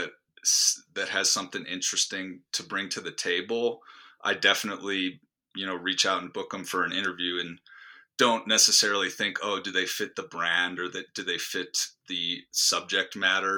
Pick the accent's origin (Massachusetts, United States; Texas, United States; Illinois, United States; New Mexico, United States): Illinois, United States; Chicago; I grew up outside of Chicago, same area as you, Alex